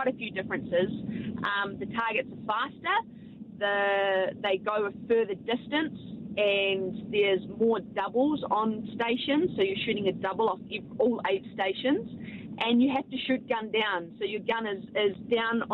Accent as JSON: {"language": "English", "country": "New Zealand"}